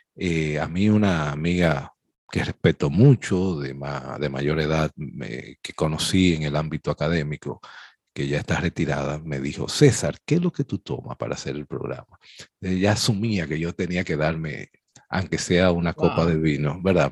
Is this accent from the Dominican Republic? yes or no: yes; Dominican Republic; somos especialistas los dominicanos